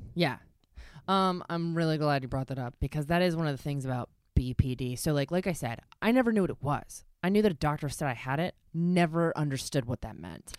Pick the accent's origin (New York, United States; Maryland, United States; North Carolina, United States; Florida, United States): Maryland, United States; Baltimore; I grew up in Baltimore